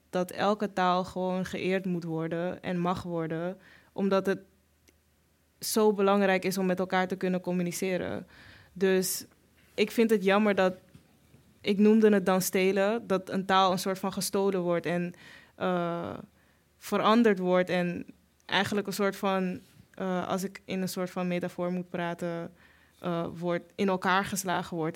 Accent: Suriname; En wij zijn Creool-Surinaams, dus wij zien er anders uit dan zij. En er zijn veel bevolkingsgroepen in Suriname

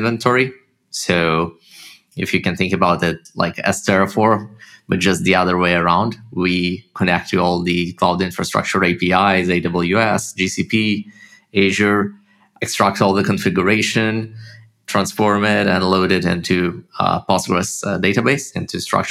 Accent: Haifa, Haifa District, Israel; accent: Russian; also born or lived in Russia; I grew up in Israel, in Haifa, it's the north

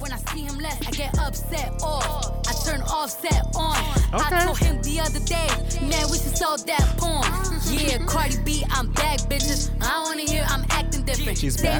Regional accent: New York City, New York, United States; I'm from Brooklyn.

